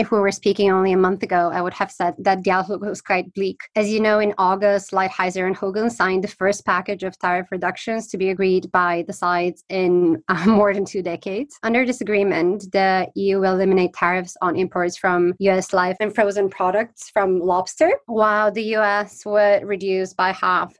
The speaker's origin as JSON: {"language": "English", "country": "Bulgaria", "also_born_or_lived": "Italy / Belgium", "moved": "as an adult", "lives_now": "United Kingdom", "said": "I'm from Bulgaria, but I've spent the past 15 years in Italy, Belgium, and most recently the UK"}